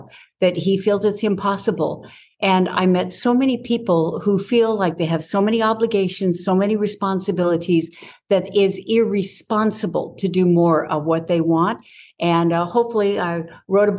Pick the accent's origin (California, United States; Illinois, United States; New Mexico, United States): California, United States; Southern; I grew up in Southern California